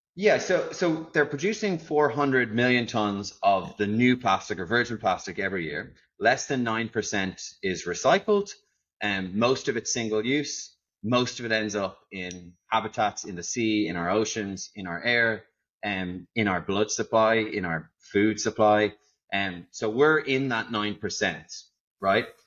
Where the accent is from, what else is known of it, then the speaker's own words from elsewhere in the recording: Ireland; now in Netherlands; I am, as you can probably tell, not from the Netherlands. So, I'm actually an Irishman